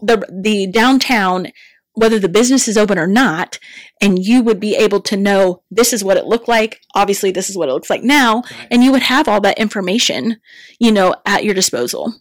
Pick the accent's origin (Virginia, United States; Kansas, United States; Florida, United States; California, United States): Kansas, United States; Sterling; now in Larned, United States; I grew up in Sterling, Kansas